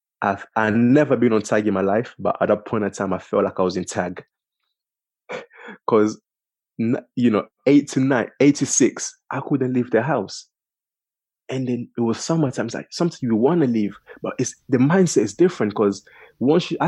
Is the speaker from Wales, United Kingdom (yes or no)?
no; London, United Kingdom; I'm from King's Cross, you know, Angel